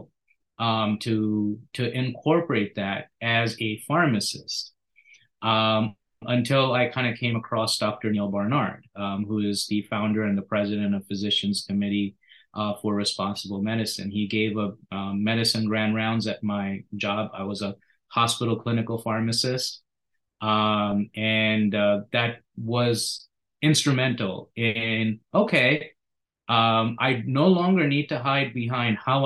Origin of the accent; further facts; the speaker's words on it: India; also born or lived in Philadelphia area; now in United States; I grew up partially in India.